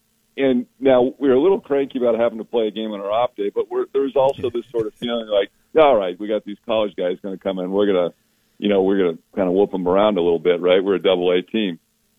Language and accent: English; San Diego, California, United States; also born or lived in Florida; I grew up in San Diego, but I was born in Florida